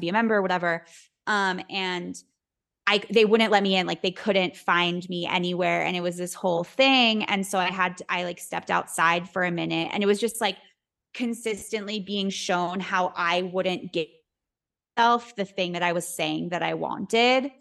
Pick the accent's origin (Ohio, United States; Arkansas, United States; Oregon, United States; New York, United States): New York, United States; New York City; I was born and raised in New York City